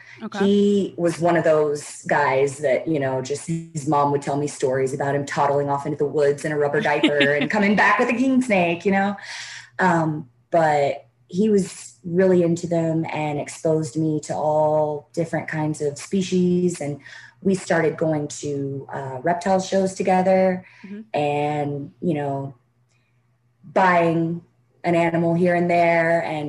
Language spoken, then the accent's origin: English; the South, United States; And growing up in the Bible Belt, like I did, reptiles, especially snakes, are just demonized, basically.